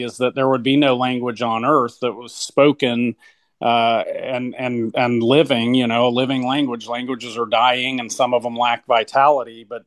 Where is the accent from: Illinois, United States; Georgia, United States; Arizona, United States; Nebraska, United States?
Georgia, United States; South; moved away; also born or lived in United Kingdom; I'm from South Georgia, about 15 minutes from the Florida border, and though I didn't, live there my whole life, I lived there a long time